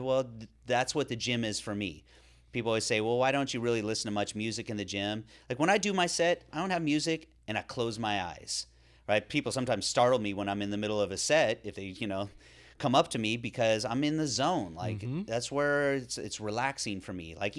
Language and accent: English; California, United States; considering the way I grew up in Northern California, outside, doing things, mountain biking, was on the river and the ocean